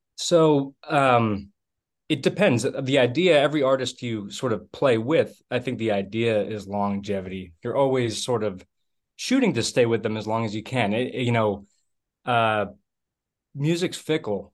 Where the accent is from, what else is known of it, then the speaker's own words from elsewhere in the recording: about 30 miles west of Boston, Massachusetts, United States; also born or lived in New Hampshire; now in Texas, United States; I grew up in the Northeast. I was originally from about 30 miles west of Boston